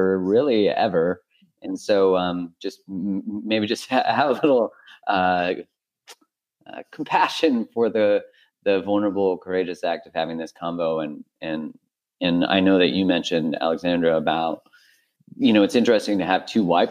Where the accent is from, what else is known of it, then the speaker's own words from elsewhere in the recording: Canada; I'm Canadian